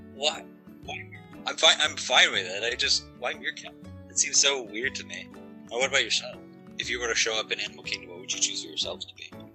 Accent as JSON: {"language": "English", "country": "Canada", "said": "I'm Canadian"}